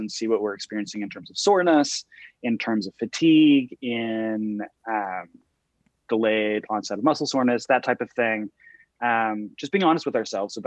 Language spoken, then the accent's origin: English; Texas, United States; moved away; I'm from Texas originally